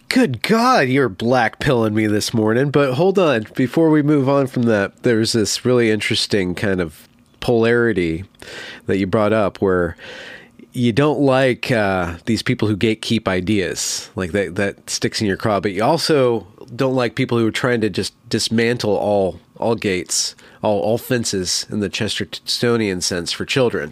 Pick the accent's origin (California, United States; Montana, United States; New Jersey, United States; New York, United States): California, United States; also born or lived in Western Washington; now in Washington, United States; I'm from California